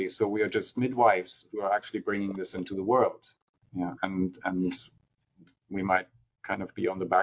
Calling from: California, United States; And, and I'm speaking from California

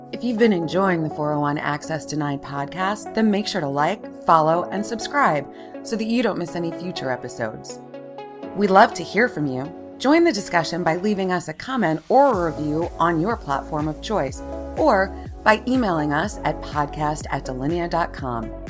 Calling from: Phoenix, Arizona, United States; I'm joining actually from Phoenix, Arizona, where it's still 115 degrees

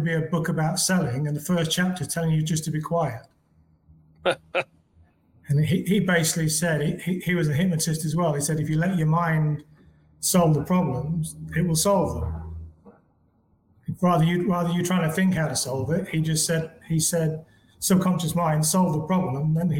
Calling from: Panama

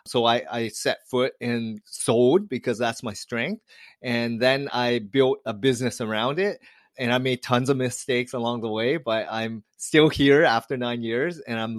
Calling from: Toronto, Ontario, Canada; I'm joining you from Toronto, Canada.

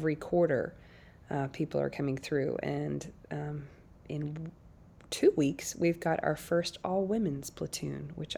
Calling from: Nashville, Tennessee, United States; I'm calling in from Nashville, Tennessee today.

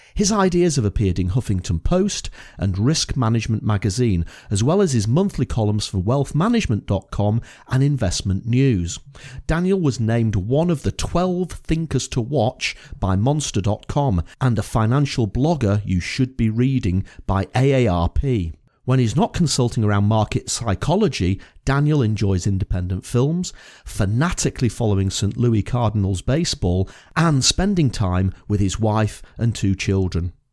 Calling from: Edinburgh, Scotland, United Kingdom; I'm calling you from Edinburgh

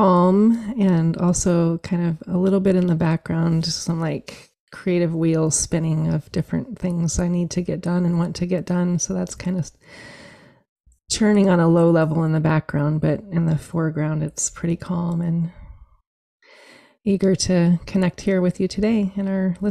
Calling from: Eugene, Oregon, United States; So I'm joining you from Eugene, Oregon, and it's a grateful day to have some rain finally after many months of very drought summers. So that's where I'm joining you from.

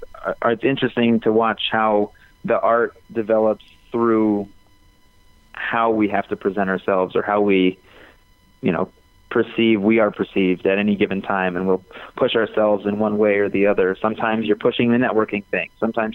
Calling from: New Mexico, United States; also born or lived in Chicago; I'm calling you from New Mexico. Half the time I'm based in Chicago

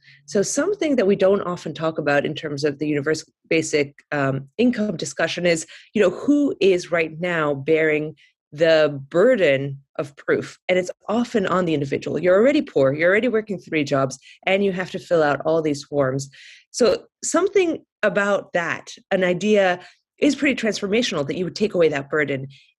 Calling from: California, United States; My sister, who I'm visiting, actually I'm calling in from California

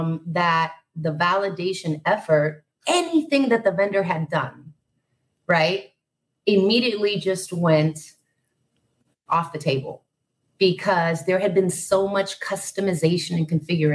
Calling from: Puerto Rico; I am in Puerto Rico. So, good morning. From a very balmy, probably feels like 105 degrees today.

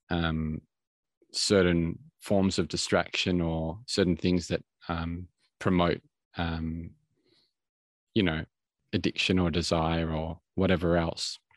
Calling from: Melbourne, Victoria, Australia; at the moment I'm in I'm coming from from Melbourne, Australia

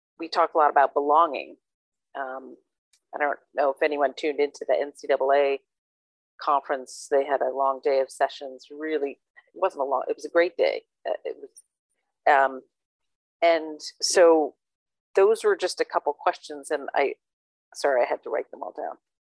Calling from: Dublin, Leinster, Ireland; I'm calling in from Dublin, Ireland.

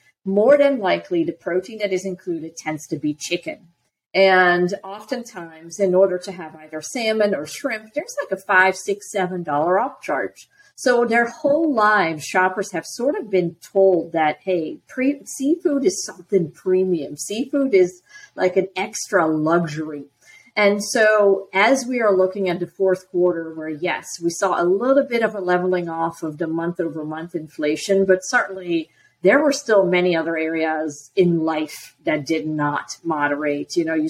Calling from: Lakeland, Florida, United States; Today I am joining you from Lakeland, Florida.

